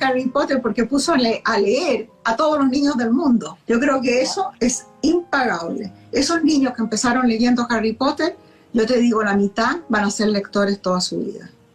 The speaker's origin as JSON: {"language": "Spanish", "country": "Chile", "tie": "born or raised there", "moved": "as an adult", "said": "Yo nací en un tiempo en Chile en que no había televisión, nunca me llevaban al cine, no había ninguna entretención como niña fuera de leer"}